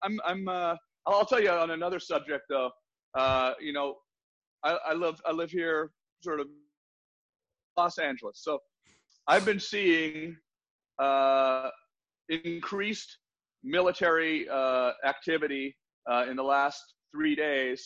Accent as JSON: {"language": "English", "country": "Canada", "tie": "born or raised there", "moved": "yes", "lives_now": "United States", "said": "I grew up in Canada"}